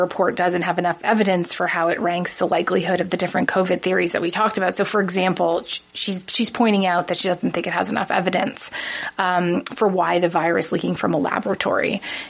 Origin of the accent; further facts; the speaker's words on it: Toronto, Ontario, Canada; I'm from Toronto.